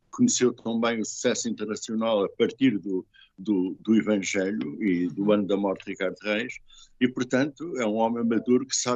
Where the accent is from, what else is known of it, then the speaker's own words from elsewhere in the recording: France; Uh, antigamente dizia-se engajado, e eu sou francês, agora diz-se comprometido, exatamente.